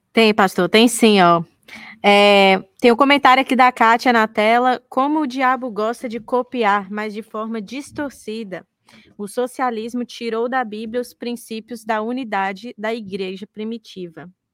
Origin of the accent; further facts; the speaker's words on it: Brasília, Federal District, Brazil; Eu sou de Brasília